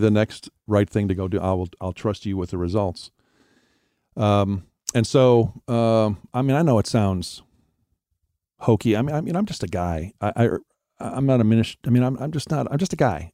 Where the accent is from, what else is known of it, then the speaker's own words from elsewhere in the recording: Wisconsin, United States; moved away; also born or lived in Florida; I was born and raised in Wisconsin, and I, I grew up in a Christian home